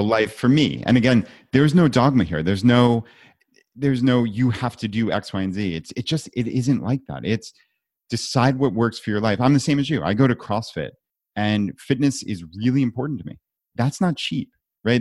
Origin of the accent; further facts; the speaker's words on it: New York, United States; now in Richmond, United States; I live in Richmond, I'm from New York